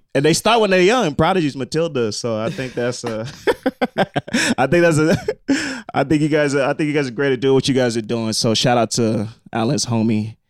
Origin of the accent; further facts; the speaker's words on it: Nigeria; I'm also Nigerian